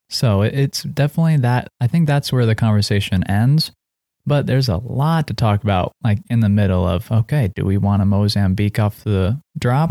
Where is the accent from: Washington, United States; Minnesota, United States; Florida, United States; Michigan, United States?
Washington, United States; Seattle; we're both, uh, raised in Seattle